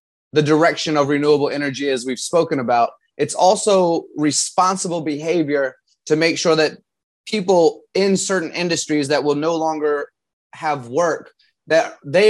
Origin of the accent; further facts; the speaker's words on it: Virginia, United States; I grew up in Virginia